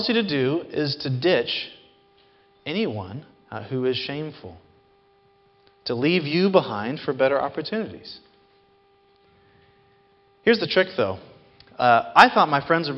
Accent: Seattle, Washington, United States; growing up in Seattle, in the summers in 4th and 5th grade, my mom would often take us and drop us off at Green Lake

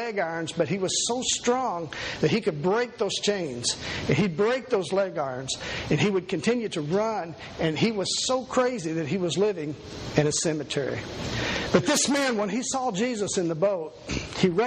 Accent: Kentucky, United States; I was born here in Kentucky. And was raised in a very poor family

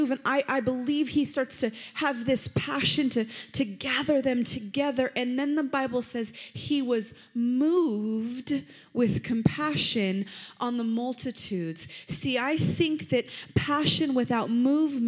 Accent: Las Vegas, Nevada, United States; I'm from Vegas. I'm born here, and it's my city.

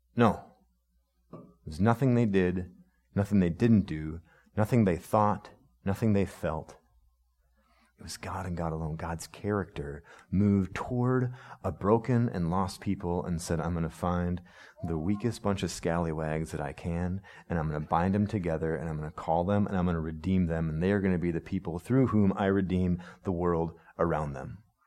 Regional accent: United States; as American people

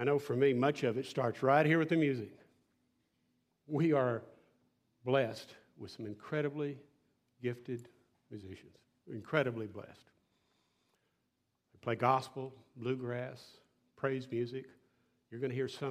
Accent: West Texas, United States; I grew up in West Texas, flat

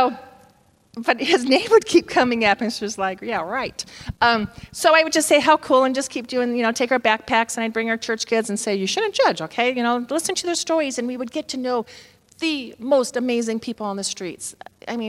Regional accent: Southern California, United States; I was from Southern California

